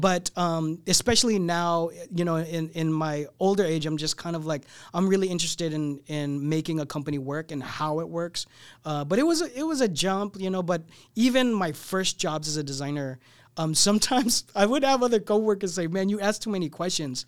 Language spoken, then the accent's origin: English; San Diego, California, United States; moved away as an adult; also born or lived in Torrance; now in Los Angeles, United States; I grew up in San Diego